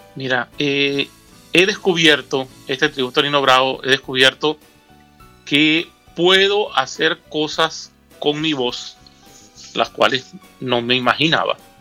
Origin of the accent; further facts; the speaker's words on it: Caracas, Capital District, Venezuela; nací en Caracas, Venezuela.